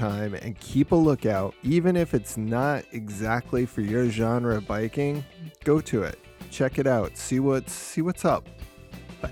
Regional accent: Wethersfield, Connecticut, United States; my hometown

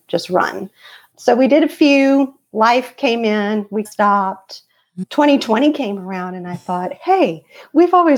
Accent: Louisiana, United States; So I am from Louisiana. I've lived here all my life. I don't think I have an accent either.

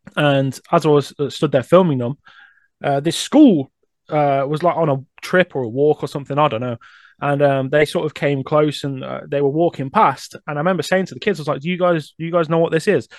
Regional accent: Coventry, West Midlands, United Kingdom; I'm born and raised in Coventry, but the suburbs.

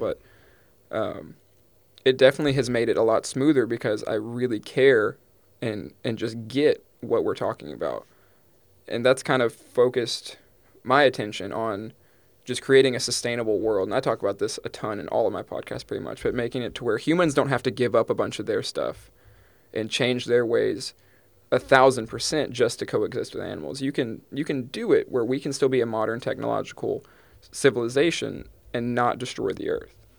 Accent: East Texas, United States; I'm from East Texas, the Pine, Piney Woods, like, Pine Curtain area

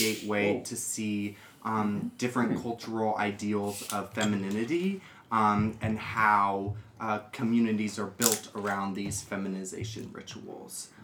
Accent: United States; moved away; I am an American drag queen who just graduated from college.

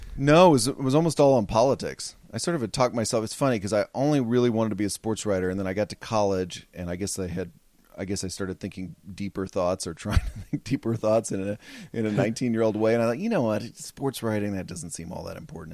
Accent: Fort Worth, Texas, United States; moved away; Spent my whole life there, uh, my whole childhood there

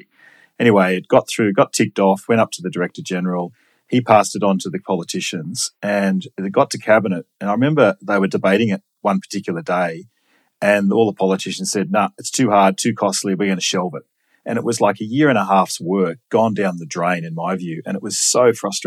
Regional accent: Sydney, New South Wales, Australia; I grew up in Sydney, grew up in Linfield and went to Macquarie University

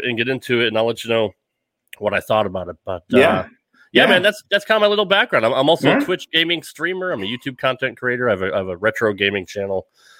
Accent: Connecticut, United States; moved away as an adult; now in Nashville, United States; I do live outside of Nashville, Tennessee, but I am not a native Southerner. I'm actually from Connecticut. I was born and raised up in New England.

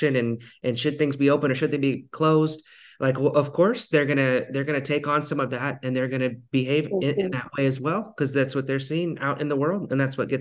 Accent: Ketchikan, Alaska, United States; my hometown in Ketchikan, Alaska.

